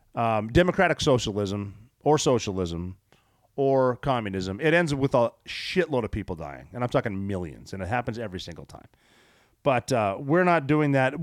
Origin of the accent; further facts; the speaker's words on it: Butte, Montana, United States; I am from Butte, Montana